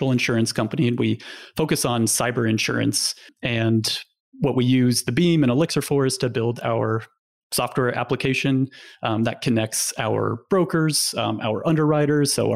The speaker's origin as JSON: {"language": "English", "region": "Nebraska", "country": "United States", "tie": "born or raised there", "said": "I grew up in Nebraska"}